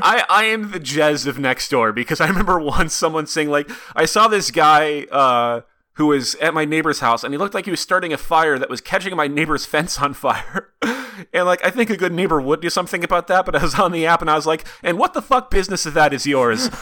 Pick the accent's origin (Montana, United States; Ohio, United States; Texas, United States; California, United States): Montana, United States; Bozeman, Montana, which is about an hour and a half from where I grew up.